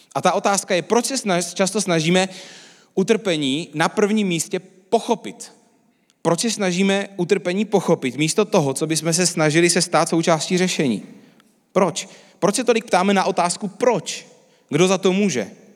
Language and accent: Czech; Czechia; my Češi